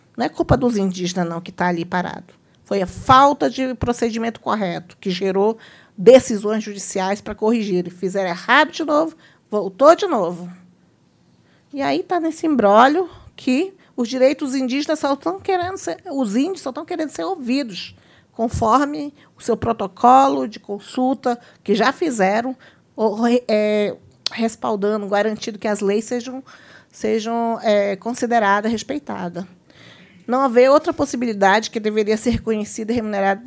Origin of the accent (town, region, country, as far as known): Brazil